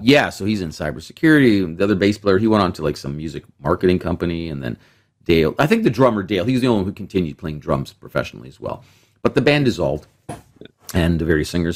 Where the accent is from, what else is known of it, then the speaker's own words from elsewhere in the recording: Toronto, Ontario, Canada; also born or lived in Mississauga; I grew up in Etobicoke in Toronto